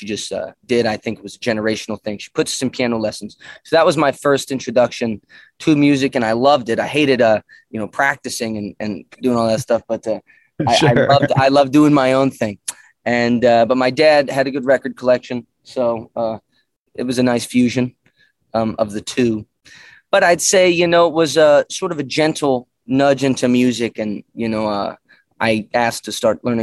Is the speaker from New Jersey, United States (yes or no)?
no; Martinsburg, West Virginia, United States; moved away as an adult; also born or lived in Nashville, Tennessee; now in Los Angeles, United States; I was born and raised in Martinsburg, West Virginia